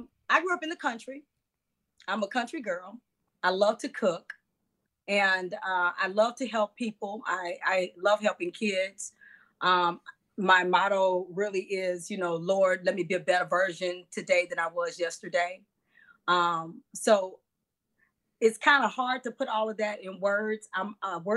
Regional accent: Monroe, Louisiana, United States; moved away as an adult; now in Chicago, United States; We grew up in Monroe

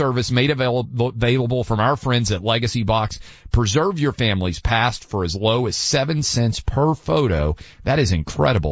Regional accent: Tennessee, United States; my home state of Tennessee, down in my mom's hometown of Chattanooga

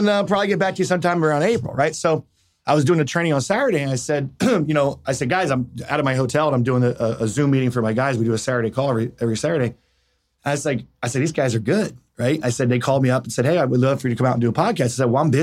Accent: Cherry Hill, New Jersey, United States; also born or lived in Philadelphia; we grew up in Cherry Hill, New Jersey

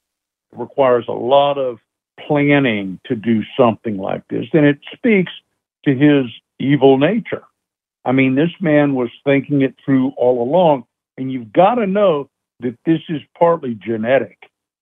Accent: Jacksonville, Florida, United States; In Jacksonville, Florida.

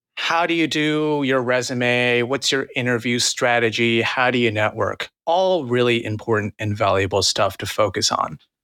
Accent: New Jersey suburbs, United States; also born or lived in Queens, New York City / New York City; I was born and raised in Queens, and then at, like, seven years old, my family moved over to New Jersey.

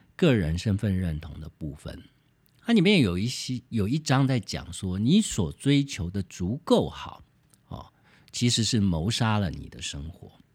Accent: Taiwan; 我自己认为我是台湾人，这绝对是天经地义的

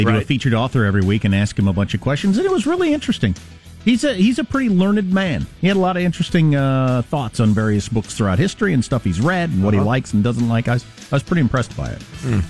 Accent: Wisconsin, United States; He sounds like me years ago because I'm from Wisconsin. But he sounds like everybody I grew up with.

